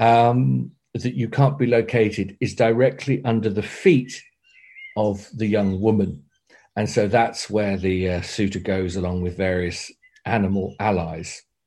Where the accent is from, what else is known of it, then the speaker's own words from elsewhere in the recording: Torbay, South West England, United Kingdom; also born or lived in South Devon; I was born in Torbay nearby